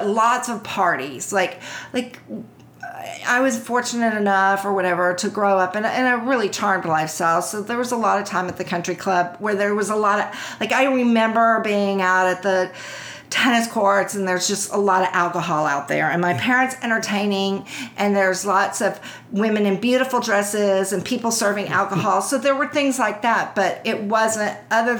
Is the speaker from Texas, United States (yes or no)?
yes; Houston, Texas, United States; I grew up in Houston.